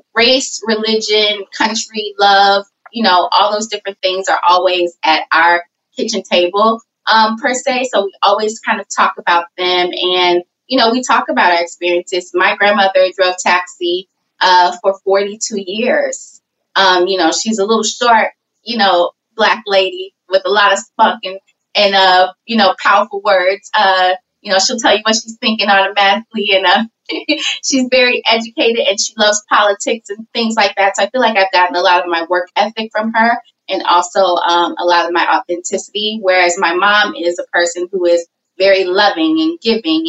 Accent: St. Louis, Missouri, United States; I grew up in St. Louis, Missouri.

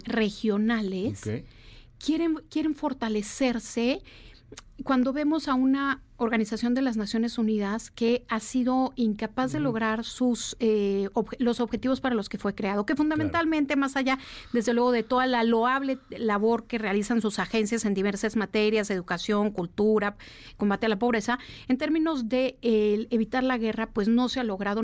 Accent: Mexico

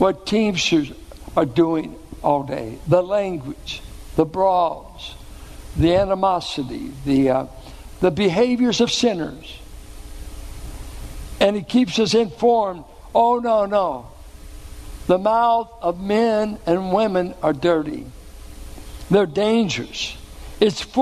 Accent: Richmond, Virginia, United States; where I grew up in Richmond

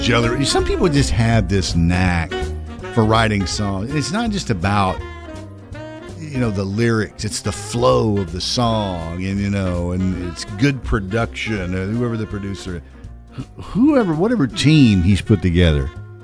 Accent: Virginia, United States; I'm from Virginia.

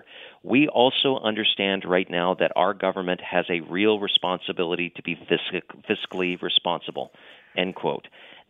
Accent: British Columbia, Canada; Look, I'm from British Columbia.

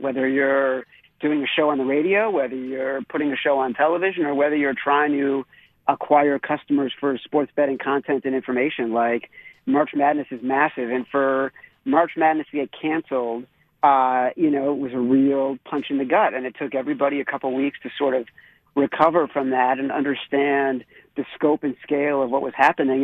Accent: Highland Park, Illinois, United States; I grew up outside Chicago, right? I grew up in Highland Park

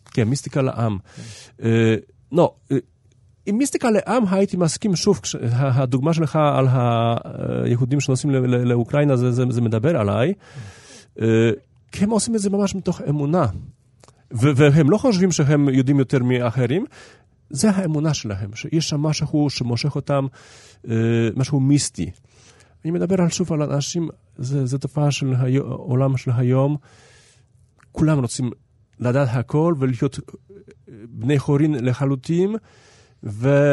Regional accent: Haifa, Haifa District, Israel; העיר שלי, אני בא מחיפה

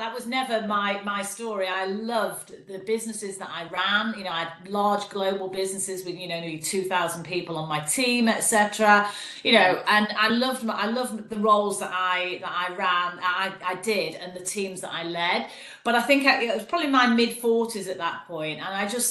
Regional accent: Manchester, North West England, United Kingdom; accent: Mancunian; also born or lived in Leeds; I am a Mancunian by my dulcet tone. So I grew up in Manchester

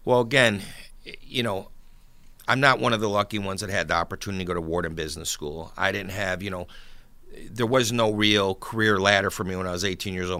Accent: Buffalo, New York, United States; now in Hamburg, New York, United States; I grew up in South Buffalo, right off of Seneca Street, and, uh, lived there for, until I was about thirty years old. Then I moved out to Hamburg

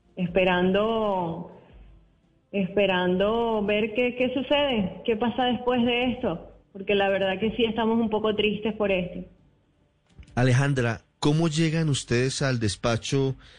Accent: Venezuela; moved away as an adult; now in Cartagena, Colombia; yo soy venezolana, tengo tres años aproximadamente acá residenciado

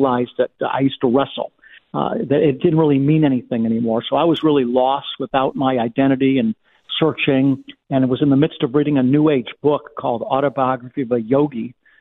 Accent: Beachwood, Ohio, United States; also born or lived in Cleveland, Ohio / Pepper Pike, Ohio; I was born in Cleveland, Ohio in 1958 and grew up in a very, very Jewish community. It was actually called Beechwood, Ohio. It's a suburb of Cleveland

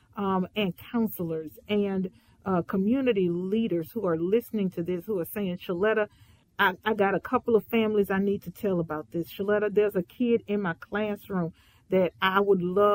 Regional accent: Houston, Texas, United States; I grew up in Fifth Ward, Houston, Texas

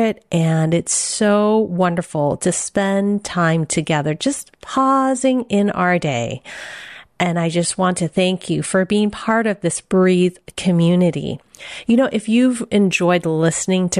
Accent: San Francisco, California, United States; I was born in San Francisco, Chinatown.

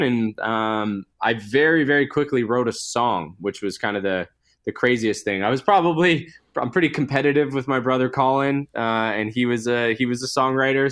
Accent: Edmonton, Alberta, Canada; now in Vancouver, Canada; I'm originally from Edmonton, Alberta, so I was back, back visiting my family a couple of weeks ago

